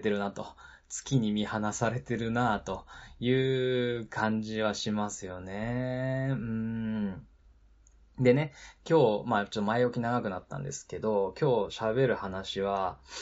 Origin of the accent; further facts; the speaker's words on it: Nagano, Japan; also born or lived in Nara Prefecture; 長野県で育ってるしね、豪雪地帯で育ってるので